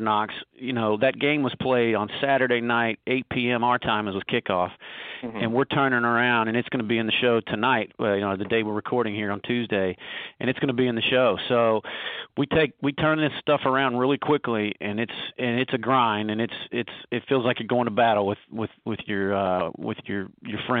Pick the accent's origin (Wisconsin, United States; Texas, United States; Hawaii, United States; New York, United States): Texas, United States; Dallas; moved away as an adult; now in New Jersey, United States; I grew up in Dallas